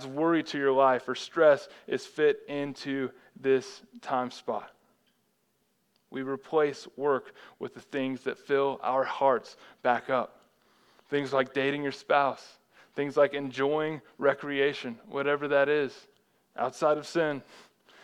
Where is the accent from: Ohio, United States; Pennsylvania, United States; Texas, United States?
Texas, United States; growing up in Texas, anytime it would snow over half an inch, like the whole state would shut down.